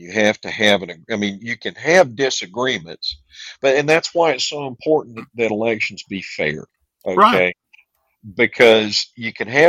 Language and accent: English; the South, United States; the South, well, and my home state was the cradle of textiles in the United right. States until Richard Nixon decided to give it to China.